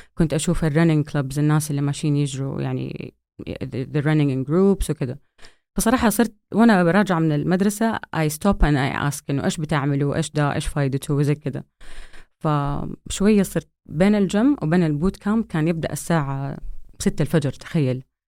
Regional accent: Saudi Arabia; moved away as an adult; also born or lived in United States / Vancouver, Canada; اتولدت في أمريكا لأنه بحكم دراسة أبويا برا وبعدين آه، رجعنا وأنا تقريبا آه، على بداية مراحلي الابتدائية

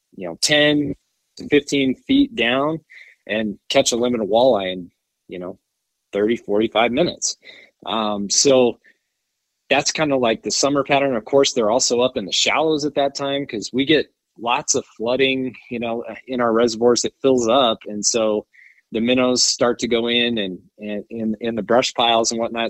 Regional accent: Wyoming, United States; from Wyoming, so I'm a Wyomingite, born

